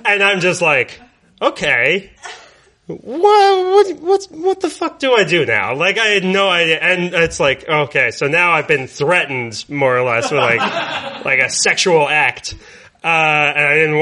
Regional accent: Raleigh, North Carolina, United States; I'm from Raleigh, North Carolina, which is a couple hours away from the beach

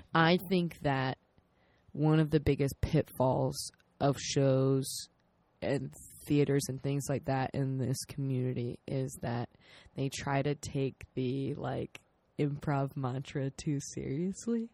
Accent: South Carolina, United States; we're both from South Carolina.

